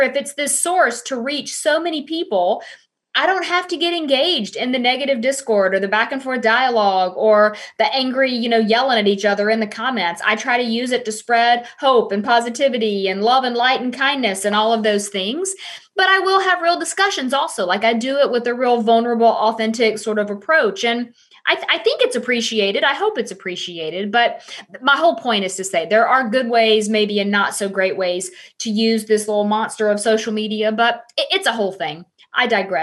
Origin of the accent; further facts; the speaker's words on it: the South, United States; I am from the South